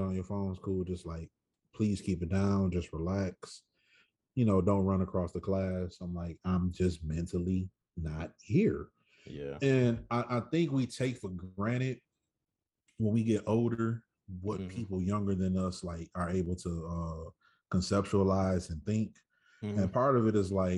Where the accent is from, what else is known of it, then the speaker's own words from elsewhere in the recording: Michigan, United States; moved away as an adult; now in Los Angeles, United States; growing up in Michigan